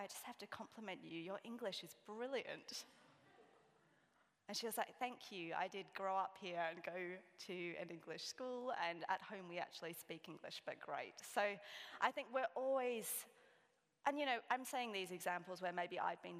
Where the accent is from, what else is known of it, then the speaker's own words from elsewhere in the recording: Sydney, New South Wales, Australia; I'm from Sydney.